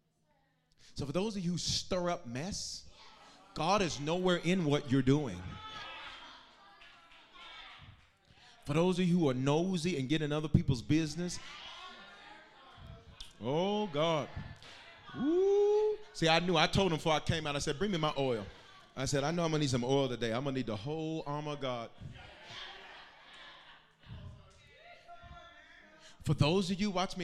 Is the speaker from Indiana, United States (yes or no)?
no; Denver, Colorado, United States; I am from North Denver